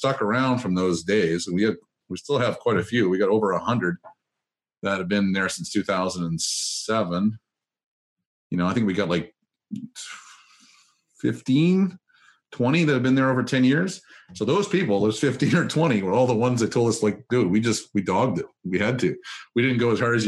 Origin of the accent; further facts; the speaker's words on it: Gaspé, Quebec, Canada; moved away; back where I grew up in Gaspé